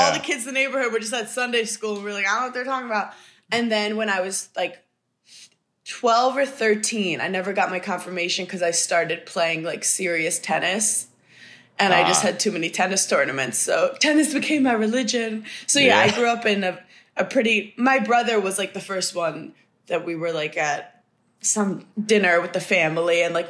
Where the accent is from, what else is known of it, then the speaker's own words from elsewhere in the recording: New York City, New York, United States; moved away as an adult; also born or lived in Madison, Wisconsin; I grew up in Park Slope, Brooklyn, which is known to be like atheist and reformed Jews.